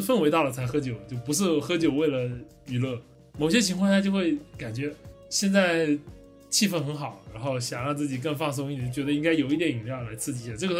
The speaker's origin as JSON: {"language": "Chinese", "region": "Fujian", "country": "China", "said": "我是福建人"}